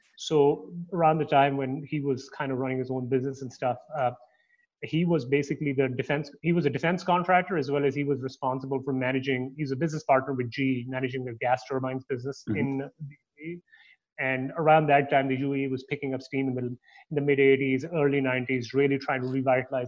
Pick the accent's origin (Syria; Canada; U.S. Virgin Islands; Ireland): Canada; also born or lived in Toronto; now in United States; I'm Canadian